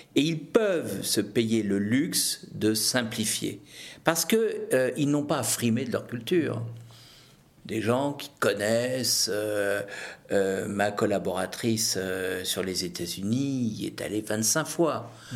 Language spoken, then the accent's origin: French; Brittany, France; je suis breton.